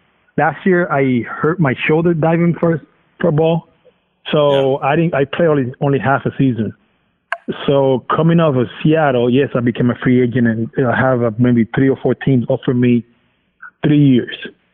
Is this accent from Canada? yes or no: no; Dominican Republic; English is a second language; now in United States; I'm coming from Dominican, from a tropical island. I like the heat, so I just felt comfortable over there.